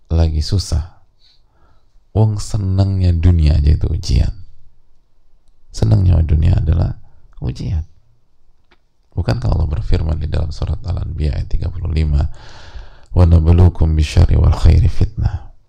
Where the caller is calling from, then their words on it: East Nusa Tenggara, Indonesia; Saya dari NTT, domisili Depok